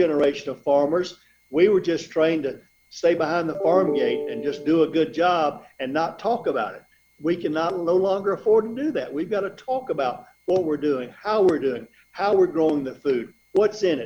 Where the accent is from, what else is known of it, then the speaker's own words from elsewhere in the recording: Middle Georgia, United States; also born or lived in Ohio / North Carolina; I grew up in Middle Georgia on a diversified row crop farm